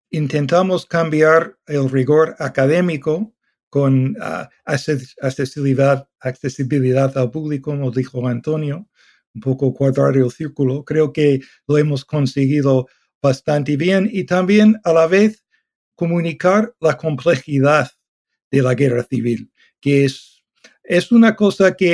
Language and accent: Spanish; Canada; also born or lived in Toronto / London; canadiense, hice la carrera en la Universidad de Toronto, luego mi doctorado en la Universidad de Londres